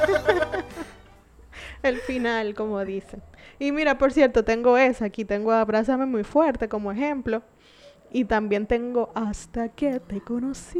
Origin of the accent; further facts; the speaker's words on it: San Pedro de Macorís, Dominican Republic; yo soy de San Pedro también.